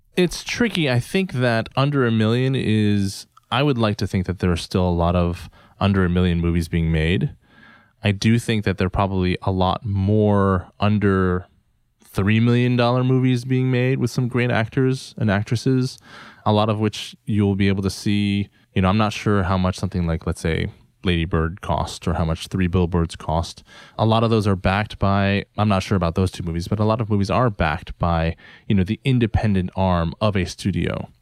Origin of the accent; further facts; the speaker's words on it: United States; as an Asian American